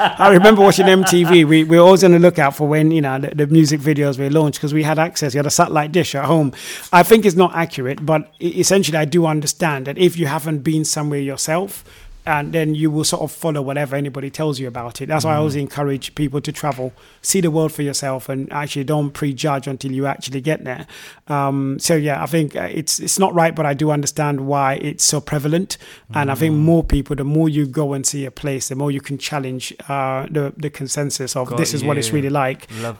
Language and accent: English; Zimbabwe; moved away; also born or lived in Nigeria; Especially, I came from Zimbabwe. I lived in Nigeria, moved to Zimbabwe, which is actually just had taken independence from Britain.